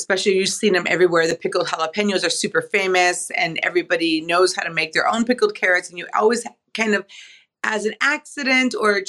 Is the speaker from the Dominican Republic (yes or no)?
no; Los Angeles, California, United States; moved away as an adult; also born or lived in San Francisco, California; now in San Francisco Bay Area, United States; growing up in Los Angeles